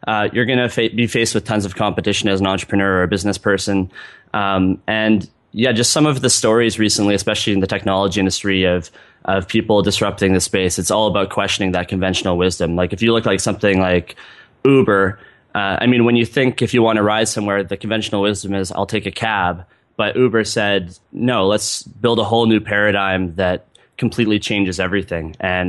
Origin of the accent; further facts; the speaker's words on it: Vancouver, British Columbia, Canada; In the bio, I'm from Vancouver, BC in Canada.